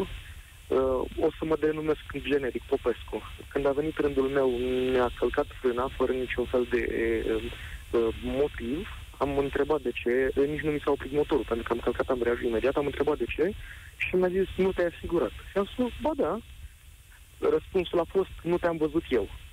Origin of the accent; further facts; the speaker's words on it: Galați, Galați County, Romania; în Galați, de acolo de unde sunt eu